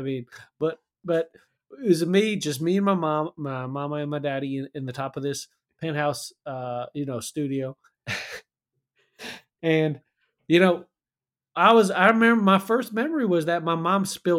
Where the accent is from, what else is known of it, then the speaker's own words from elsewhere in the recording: Pacific Northwest, United States; with my parents, because I grew up in the Pacific Northwest, they obviously wanted me to go to ninja school.